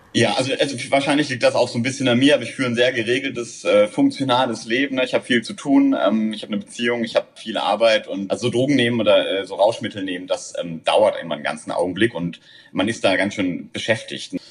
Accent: Southern Germany, Germany; moved away as an adult; now in Berlin, Germany; ich komme aus Süddeutschland, muss man sagen. Ich glaube, wir sind relativ konservativ äh, erzogen äh, worden, aufgewachsen.

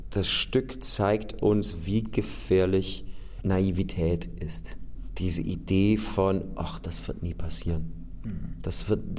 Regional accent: United States; German is a second language; now in Austria; Es gibt diese Situation in Europa, ich bin Amerikaner, ich lebe in einem Land, wo ich nicht wählen darf.

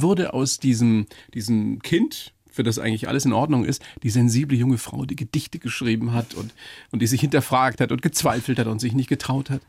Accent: Bavaria, Germany; hier bei uns in Bayern

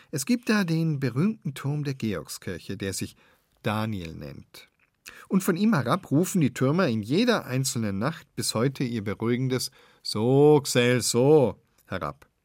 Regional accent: Northern Germany, Germany; weil das kannst du gar nicht zuordnen als Norddeutscher.

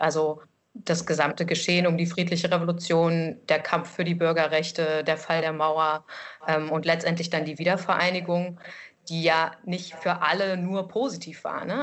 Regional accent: Erfurt, Thuringia, Germany; moved away as an adult; also born or lived in Lower Saxony; now in Leipzig, Germany; In Leipzig sage ich, ich komme aus Erfurt.

